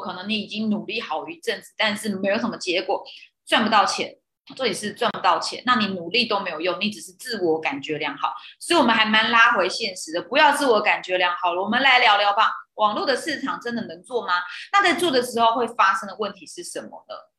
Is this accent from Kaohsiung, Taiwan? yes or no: no; Taoyuan, Taiwan; moved away as an adult; also born or lived in Tainan / Taichung; 我是在北部长大，龙凤宫我一样都桃园人